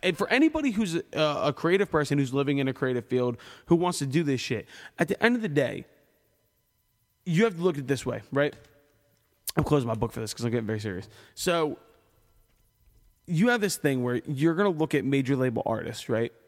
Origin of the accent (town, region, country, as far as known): Philadelphia, Pennsylvania, United States